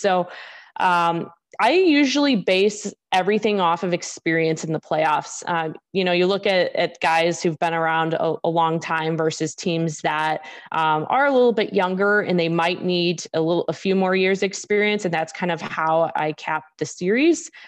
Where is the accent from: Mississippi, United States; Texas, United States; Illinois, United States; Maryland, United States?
Illinois, United States; Chicago; growing up in Chicago, I, I grew up watching, or I shouldn't say watching, more like listening to Blackhawks games